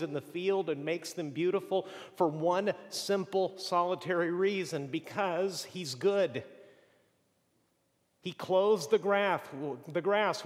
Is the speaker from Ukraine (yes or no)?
no; Mexico; moved away; also born or lived in Boston; growing up in Mexico